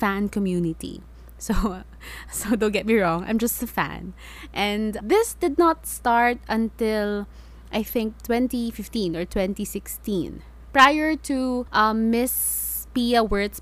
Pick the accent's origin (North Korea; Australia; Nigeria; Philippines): Philippines; I introduce myself as a Filipino